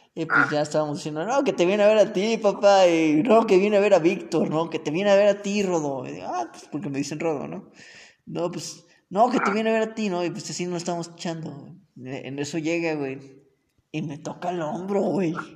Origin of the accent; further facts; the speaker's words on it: Cerro Azul, Veracruz, Mexico; moved away; de mi pueblo, güey, allá en Cerro Azul